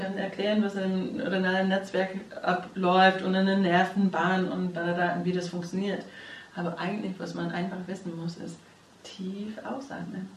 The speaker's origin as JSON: {"language": "German", "country": "United States", "moved": "yes", "lives_now": "Germany", "said": "ich bin Amerikanerin"}